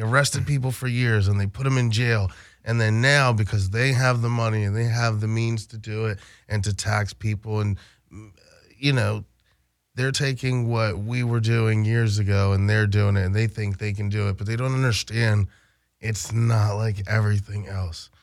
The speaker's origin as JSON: {"language": "English", "town": "Baltimore", "region": "Maryland", "country": "United States", "tie": "born or raised there", "said": "I grew up in Baltimore"}